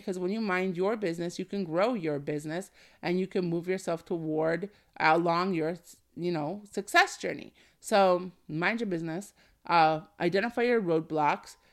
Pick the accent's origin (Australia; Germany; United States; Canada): Canada; my home country is Canada